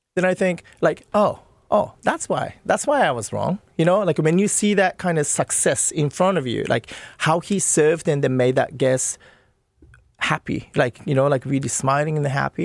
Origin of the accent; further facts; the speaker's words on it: Nagano, Japan; moved away; I'm from Nagano